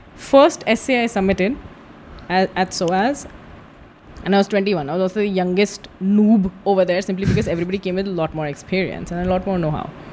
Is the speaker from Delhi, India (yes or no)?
no; Madhya Pradesh, India; I'm from Madhya Pradesh